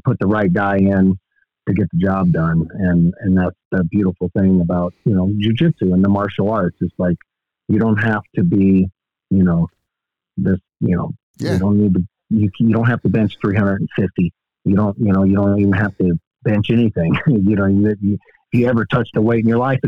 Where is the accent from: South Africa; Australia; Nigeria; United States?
United States; Dresden, Tennessee; moved away; Dresden, Tennessee, which is my hometown.